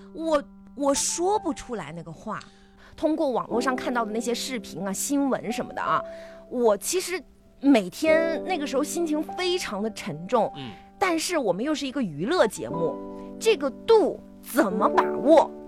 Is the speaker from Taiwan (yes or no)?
no; northern China, China; moved away as an adult; now in Guangdong, China; 作为北方人刚来的时候不习惯，但是呢，我来到广东已经是，呃，差不多二十年了